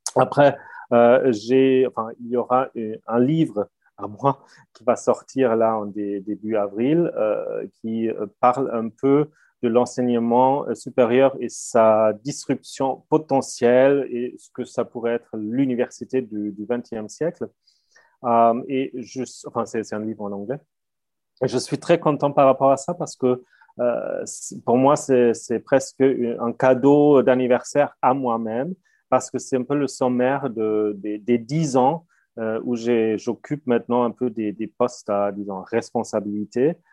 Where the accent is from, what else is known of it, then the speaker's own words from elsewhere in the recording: Germany; first language German; French is a second language; moved away; je, je, parle allemand, enfin, effectivement très bien parce que je suis allemand